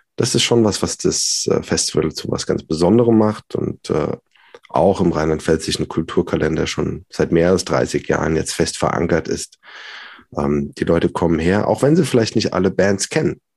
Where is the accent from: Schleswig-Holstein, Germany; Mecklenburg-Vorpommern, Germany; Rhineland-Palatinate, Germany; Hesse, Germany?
Rhineland-Palatinate, Germany; Worms; also born or lived in Mannheim / Hildesheim / Berlin; bin gebürtiger Wormser.